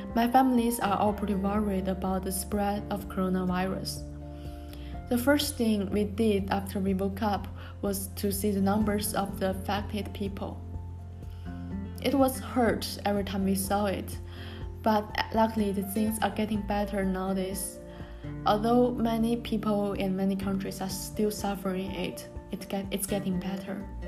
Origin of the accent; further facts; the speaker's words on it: Tianjin, China; English is a second language; moved away as an adult; also born or lived in Japan; my hometown Tianjin